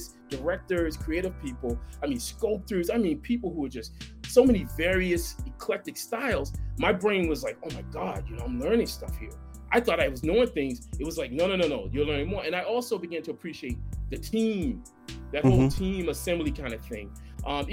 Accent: Boston, Massachusetts, United States; I grew up in Boston

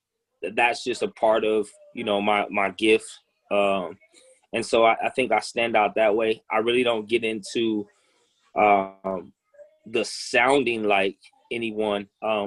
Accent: Midwest, United States; also born or lived in South / Los Angeles / New York; being that I'm from the Midwest. I've lived, in the South. I've lived in LA. I lived in New York.

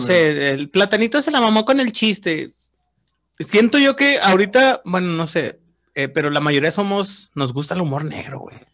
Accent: Mexico; como somos los mexicanos

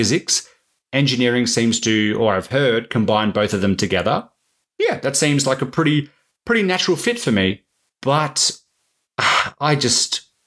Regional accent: Perth, Western Australia, Australia; I grew up in Perth

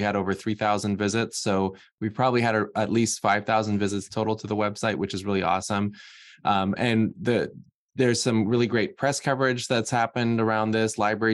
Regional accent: Massachusetts, United States; now in Maryland, United States; I'm from Massachusetts originally

